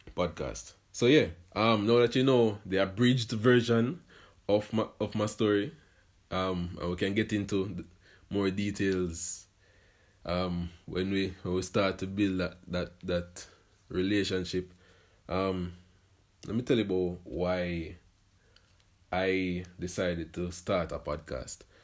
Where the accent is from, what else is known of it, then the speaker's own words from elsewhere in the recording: Portmore, Saint Catherine, Jamaica; I was born, and then I was raised in Portmore, Jamaica